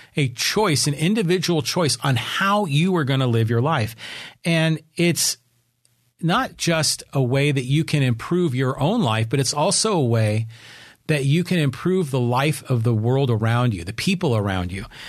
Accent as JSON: {"language": "English", "town": "Burlingame", "region": "California", "country": "United States", "tie": "born or raised there", "lives_now": "Poway, United States", "said": "I was raised up in Burlingame."}